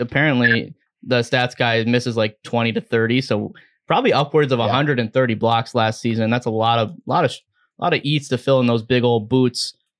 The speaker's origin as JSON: {"language": "English", "region": "Minnesota", "country": "United States", "said": "I mean, we're both Minnesotan."}